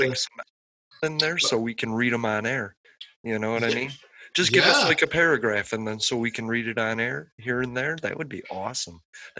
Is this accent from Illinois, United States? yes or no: yes; Chicago, Illinois, United States; I'm from Chicago